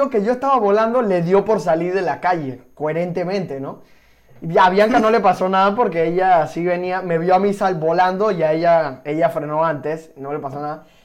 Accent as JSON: {"language": "Spanish", "country": "Venezuela", "tie": "born there", "said": "Nací en Venezuela."}